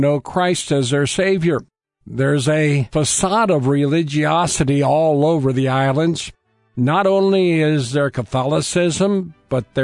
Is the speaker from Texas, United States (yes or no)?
no; Berne, Indiana, United States; also born or lived in Decatur, Indiana; I was born in Decatur, Indiana, and my folks reared me in Bern, Indiana